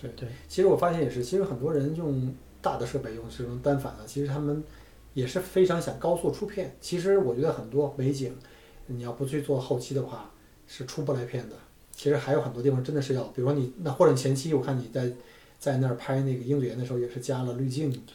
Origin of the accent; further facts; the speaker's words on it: Beijing, China; moved away as an adult; also born or lived in Guangzhou; now in Australia; 我在广州生活了几年以后，我回北京